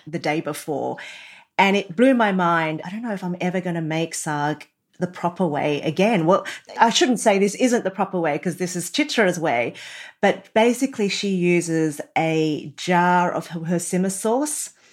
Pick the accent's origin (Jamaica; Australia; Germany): Australia; I was born in Australia